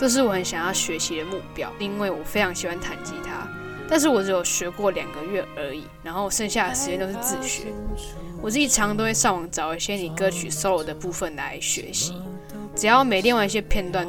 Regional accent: Penghu County, Taiwan; 我是澎湖来的

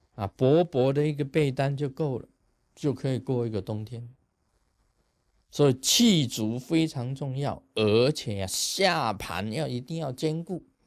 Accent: Taiwan; 我们台湾话叫哈消啊

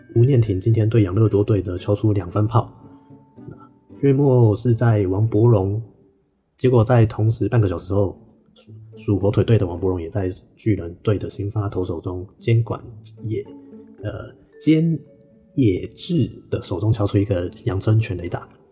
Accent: Taiwan; 但是我们台湾人的天性，可能我不知道是不是台湾人的天性就是比较怕死

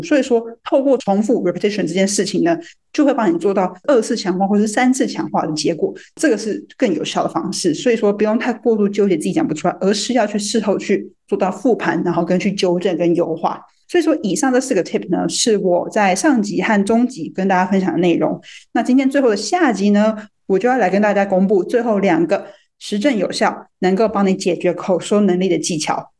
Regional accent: Taiwan; moved away as an adult; 在台湾出生、出长

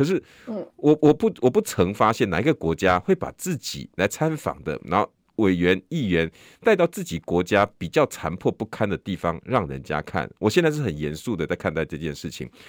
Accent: Taiwan; 我们台湾人就是这样待客之道。

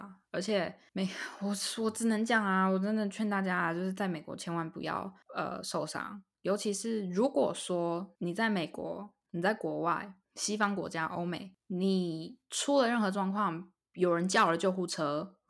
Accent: Taiwan; moved away; 身为台湾人

